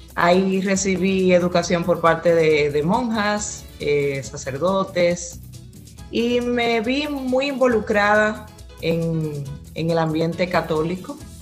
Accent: La Vega, Dominican Republic; now in Pennsylvania, United States; nací en Burende, la Vega

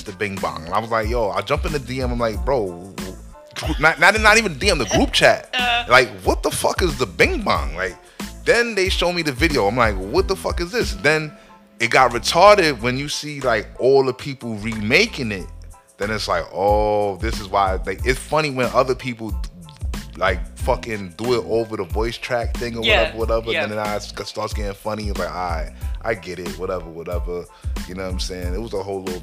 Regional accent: New Jersey, United States; We from Jersey

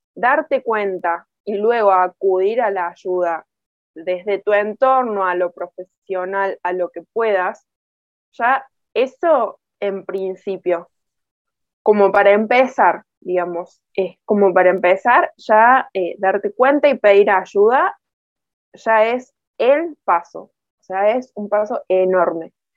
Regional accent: Córdoba, Argentina; soy muy cordobesa, muy argentina

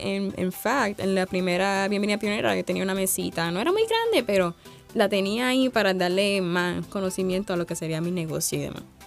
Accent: Sabana Grande, Puerto Rico; yo soy de Sabana Grande, Puerto Rico

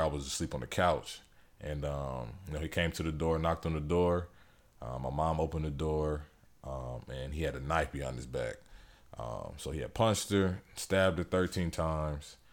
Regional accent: Elyria, Ohio, United States; also born or lived in Fort Bragg, North Carolina; I was born in Fort Bragg, North Carolina. My dad was in the military, but I'm from Elyria, Ohio. That's E L Y R I A. It's about thirty, forty minutes from Cleveland. Um, but that's where, like, I grew up.

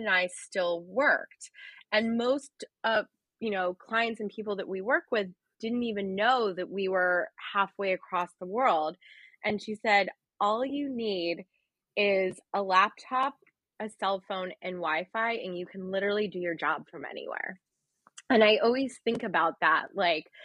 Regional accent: outside Philadelphia, Pennsylvania, United States; moved away as an adult; also born or lived in Brooklyn, New York; now in New York City, United States; I was born outside Philadelphia, like an hour and a half outside the city

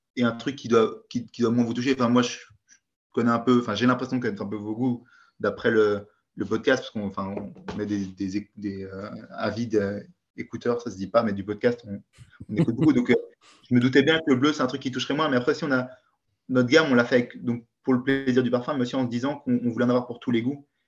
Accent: Belgium; je suis belge.

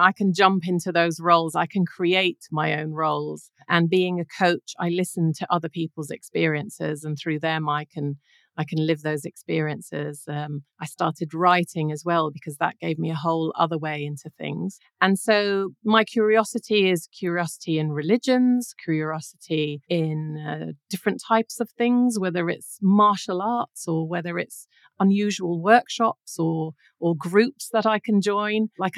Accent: Jordan; moved away as an adult; also born or lived in Iran; So I grew up in Iran the first few years of my life. So I spoke English and Persian at the beginning. And then the revolution happened and I came back to Jordan. So my whole schooling was in Jordan.

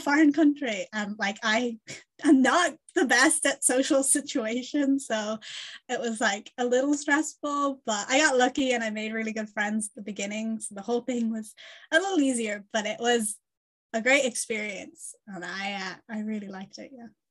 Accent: Ireland; moved away; also born or lived in Bradford; my childhood distinctive in Ireland

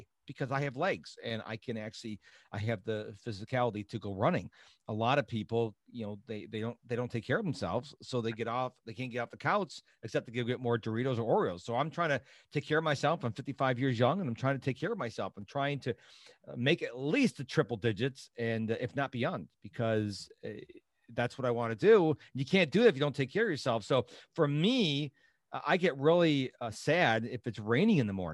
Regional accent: Rochester, New York, United States; moved away as an adult; now in Houston, United States; I was born and raised in Rochester, New York, only child

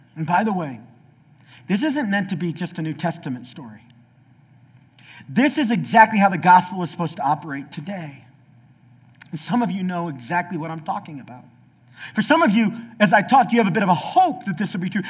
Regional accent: the South, United States; I'm from the South

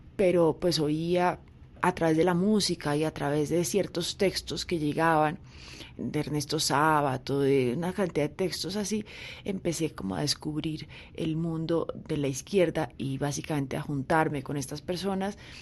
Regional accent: Bogotá, Colombia; vivíamos en una casa de clase media, en Cedritos, mi papá trabajaba empleado de una, de una empresa de químicos y yo me crié con mi abuela

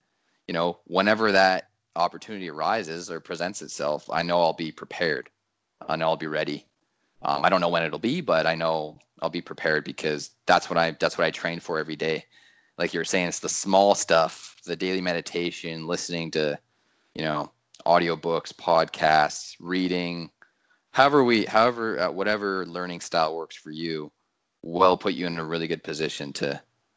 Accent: Canada; I'm very patriotic as a Canadian

